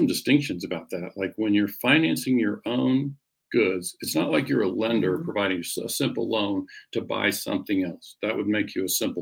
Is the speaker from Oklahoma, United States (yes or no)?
yes; Oklahoma, United States; growing up in Oklahoma